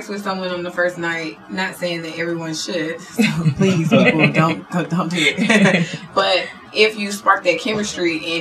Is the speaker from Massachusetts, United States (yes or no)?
no; Philadelphia, Pennsylvania, United States; also born or lived in Hawaii; now in Atlanta, United States; I am from Philadelphia, born in Hawaii.